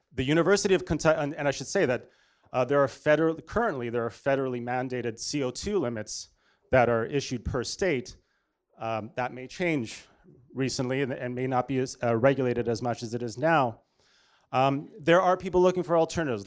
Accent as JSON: {"language": "English", "town": "Toronto", "region": "Ontario", "country": "Canada", "tie": "born or raised there", "also_born_or_lived": "Washington, D.C.", "moved": "as an adult", "said": "I'm, uh, born and raised in Toronto, Canada."}